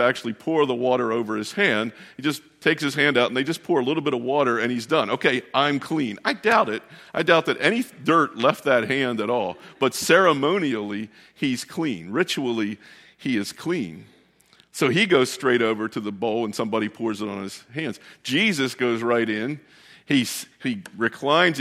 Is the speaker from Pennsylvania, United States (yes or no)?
no; Westminster, Maryland, United States; moved away; where we grew up down in Westminster, Maryland